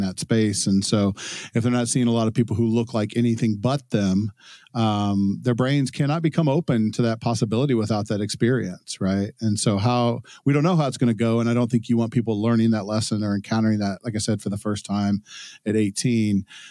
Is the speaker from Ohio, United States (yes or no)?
yes; Cincinnati, Dayton area, Ohio, United States; also born or lived in Texas / Dallas; now in New Hampshire, United States; I grew up in Ohio. I lived in Texas for a long time.